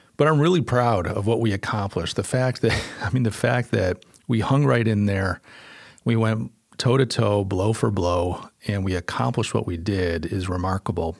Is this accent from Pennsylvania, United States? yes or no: no; Western New York, United States; moved away as an adult; now in Charleston, United States; I'm from Western New York. Uh, that's where I was born, and I only moved here two years ago